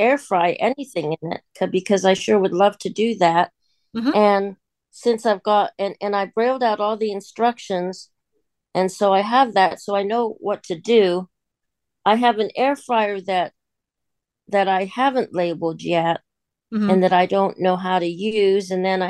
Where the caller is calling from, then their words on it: Pittsburgh, Pennsylvania, United States; I'm from Pittsburgh, Pennsylvania.